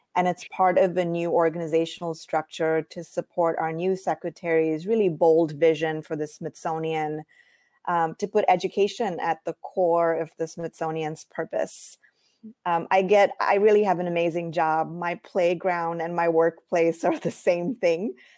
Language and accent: English; India; moved away as an adult; also born or lived in Iowa, United States; now in United States; I grew up in India